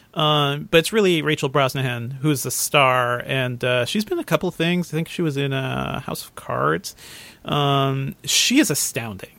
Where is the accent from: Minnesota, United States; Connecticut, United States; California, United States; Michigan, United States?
Connecticut, United States; I grew up in Connecticut